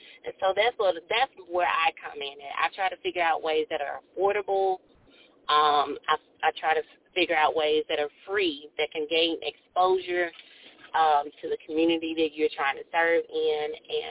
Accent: Columbus, Ohio, United States; When we were growing up in Columbus

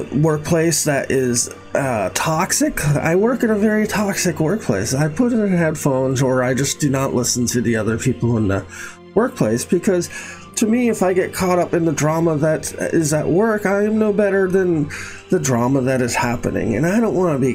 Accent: Boston area, Massachusetts, United States; I grew up in the Boston area, 12 miles from Boston.

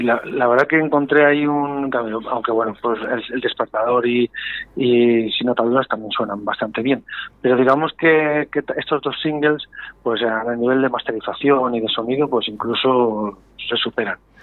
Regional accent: Valladolid, Castile and León, Spain; yo soy muy muy pucelano, muy vallisoletano

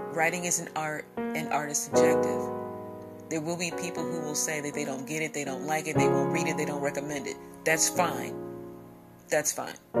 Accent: Midwest, United States; in my hometown in my section of the world here in the Midwest

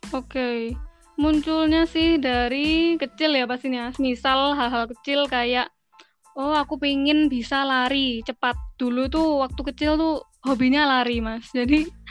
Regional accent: Malang, East Java, Indonesia; also born or lived in Australia; Aku Malang, Arema

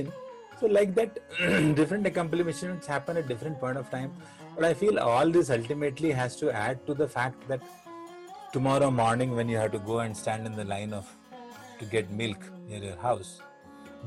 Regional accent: Varanasi, Uttar Pradesh, India; first language Hindi; English is a second language; naturally I was born into Hindi, because I was born in Benares. I had Hindi all across me.

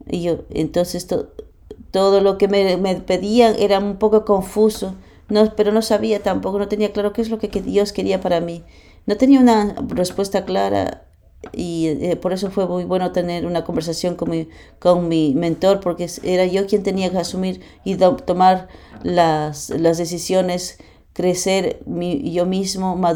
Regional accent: Germany; Spanish is a second language; soy alemán, eh, vengo

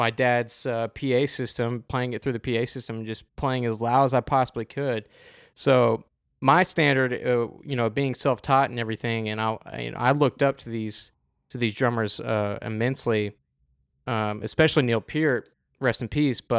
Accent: Adelaide, South Australia, Australia; At, oh, so it was my hometown.

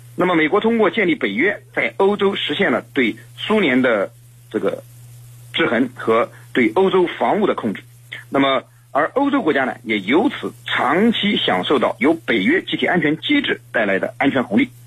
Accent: China; 我们中国人

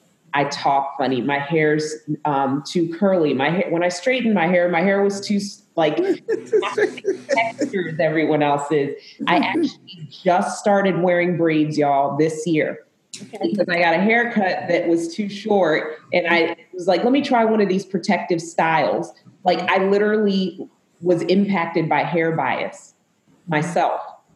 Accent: Zambia; also born or lived in United States; My dad was Caucasian American and my mom was Zambian. I was born in Zambia. So I am African American.

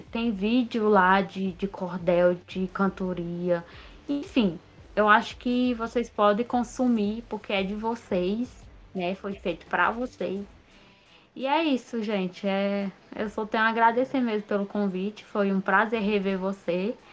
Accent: Northeast Region, Brazil; valorizar, resistir e divulgar a nossa cultura popular nordestina, nosso povo, nosso sotaque, ter orgulho do nosso sotaque, ter orgulho é, das nossas características, né? Enquanto a, a, gente povo, né, nordestino.

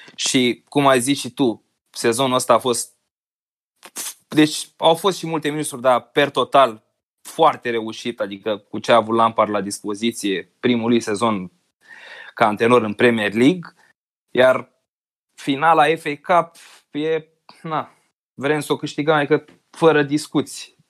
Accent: Constanța, Constanța County, Romania; moved away as an adult; now in Bucharest, Romania; eu sunt din Constanța, am făcut facultatea la București, m-am mutat acolo cu jobul

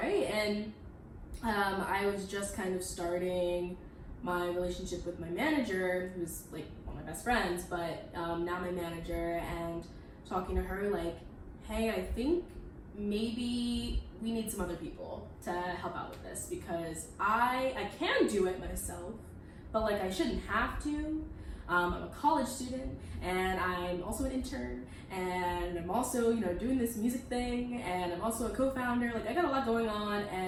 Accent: Midwest, United States; moved away as an adult; now in New York, United States; I am from the Midwest

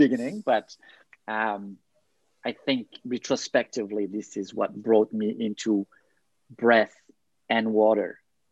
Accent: France; moved away as an adult; also born or lived in Thailand / Denmark; now in Montreal, Canada; I have roots, family roots in Serbia, but I grew up in France

